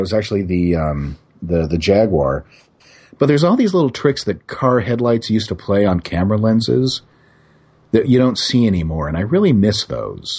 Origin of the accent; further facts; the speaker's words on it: Northern California, United States; moved away; I'm from Northern California originally, and I go back every couple of years, primarily to San Jose and Santa Cruz